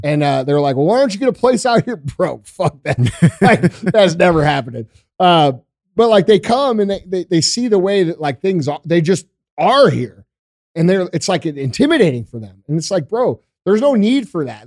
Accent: Missouri, United States; I grew up here in Missouri

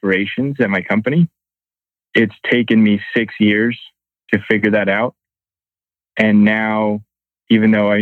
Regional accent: Reading, Pennsylvania, United States; now in Fort Collins, United States; I grew up in Reading, Pennsylvania

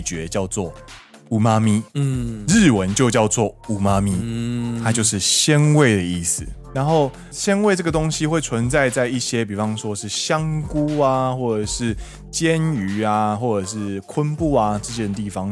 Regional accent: Kaohsiung, Taiwan; now in Japan; 身为高雄人

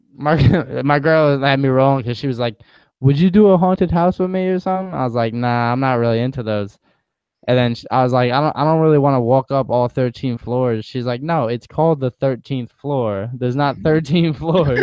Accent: East Coast, United States; growing up in the East Coast

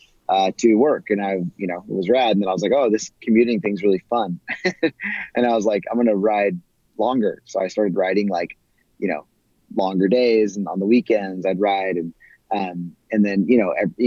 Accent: California, United States; growing up in California and spending a lot of time in the desert Southwest

